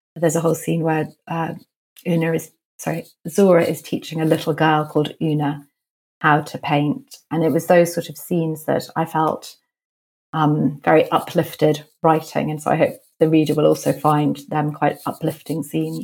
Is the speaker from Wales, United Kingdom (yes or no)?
no; London, United Kingdom; I grew up in London